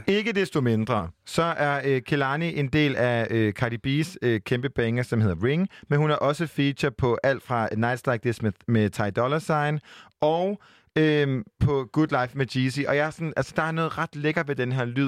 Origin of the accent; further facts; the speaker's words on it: Jutland, Denmark; Jeg er fra Jylland